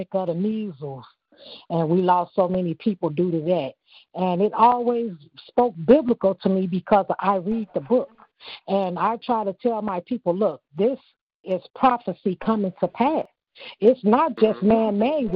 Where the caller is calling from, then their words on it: Chicago, Illinois, United States; I'm calling from Chicago.